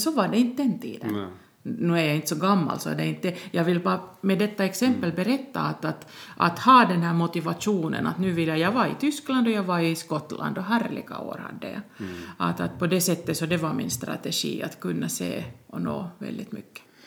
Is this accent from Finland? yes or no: yes; Tornio, Lapland, Finland; moved away; also born or lived in Rovaniemi / Seinäjoki / Storkyro; Jag är född i Tornedalen, Torneå